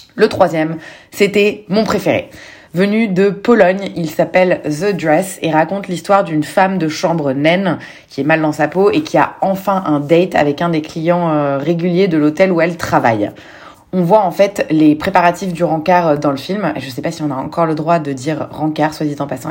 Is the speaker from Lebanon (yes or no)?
yes; Lebanon; je suis libanaise